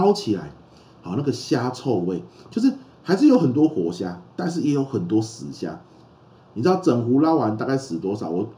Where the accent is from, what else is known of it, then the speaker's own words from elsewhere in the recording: Pingtung County, Taiwan; 我就会回屏东住，我老家在屏东嘛。那我跟大家分享，就是我老家是养虾子的啊，养虾子。